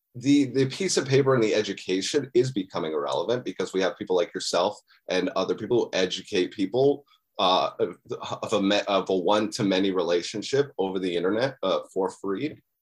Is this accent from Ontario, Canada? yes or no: yes; Muskoka, Ontario, Canada; moved away as an adult; also born or lived in Ottawa; now in Toronto, Canada; I'm from, uh, Ontario, Canada. I, um, I was born in Muskoka